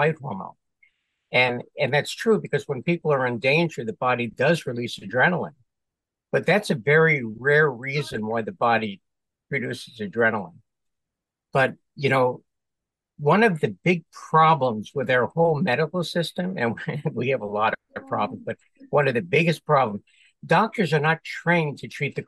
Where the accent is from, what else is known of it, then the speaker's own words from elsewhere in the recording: New York City, New York, United States; born and raised in New York City, went to medical school in New York